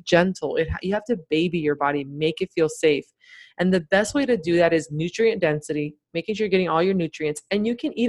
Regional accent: Miami, Florida, United States; I grew up in Miami.

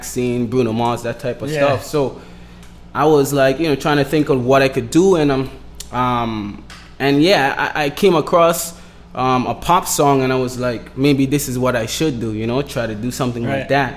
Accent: Road Town, British Virgin Islands; moved away as an adult; also born or lived in St. Thomas, U.S. Virgin Islands; now in Miami, United States; I was raised in Tortola, which is the British Virgin Islands, which is British territory.

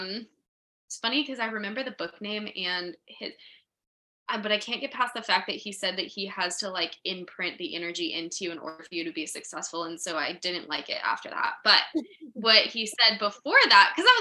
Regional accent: New Mexico, United States; I'm from New Mexico, and New Mexico has such a weird energy

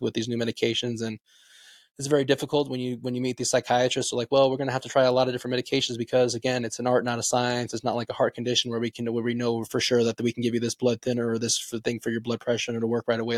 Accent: Las Vegas, Nevada, United States; moved away as an adult; now in Reno, United States; I'm originally from Las Vegas, but I came up here to go to the University of Nevada, Reno

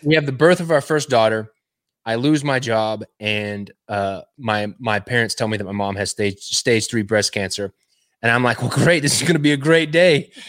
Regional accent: West Texas, United States; now in Cleveland, Tennessee, United States; I'm originally from Texas. Uh, I grew up in West Texas.

